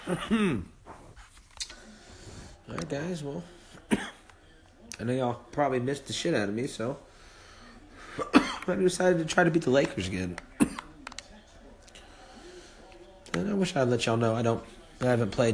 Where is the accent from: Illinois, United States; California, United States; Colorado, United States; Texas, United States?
Texas, United States; Kerrville; now in Plano, United States; I'm from Kerrville, Texas, though, you know. Home of the Antlers